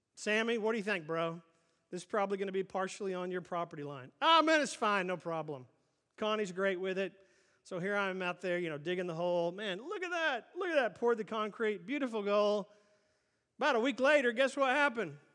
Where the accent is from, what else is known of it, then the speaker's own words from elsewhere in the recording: Oklahoma City, Oklahoma, United States; growing up in Oklahoma City